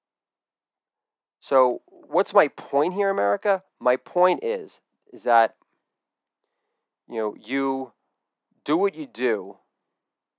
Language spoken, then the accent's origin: English; Edgemont, New York, United States; I'm from Edgemont, New York, not Scarsdale.